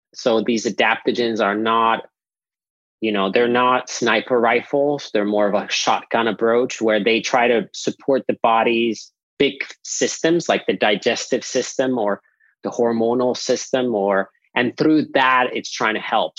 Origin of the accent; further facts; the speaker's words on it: Nokia, Pirkanmaa, Finland; now in Austin, United States; I grew up in Finland at our family farm that we've had for at least 13 generations since 1619.